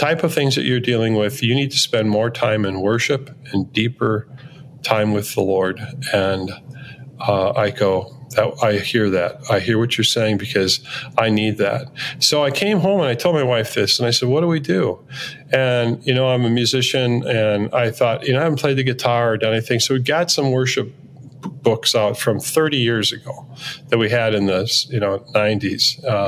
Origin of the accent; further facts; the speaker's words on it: Minneapolis, Minnesota, United States; I'm from Minneapolis